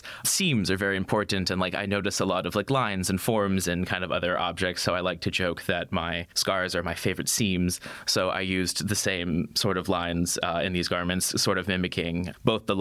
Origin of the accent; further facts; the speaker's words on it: United States; moved away; come from where I came from